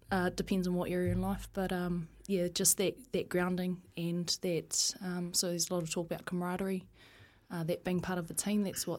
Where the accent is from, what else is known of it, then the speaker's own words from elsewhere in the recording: Taihape, Manawatū-Whanganui, New Zealand; also born or lived in Palmerston North; Grew up in a small town called Taihape.